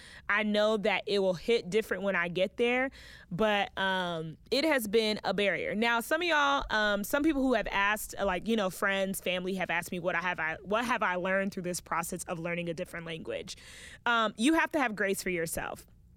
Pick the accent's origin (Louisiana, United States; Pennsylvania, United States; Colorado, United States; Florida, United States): Florida, United States; West Palm Beach; I was born and raised in West Palm Beach, Florida, and my entire family is Haitian. I am a Haitian American